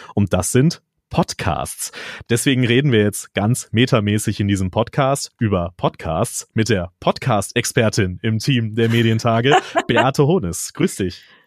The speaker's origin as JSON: {"language": "German", "region": "North Rhine-Westphalia", "country": "Germany", "tie": "born or raised there", "said": "als gebürtiger Westfaler"}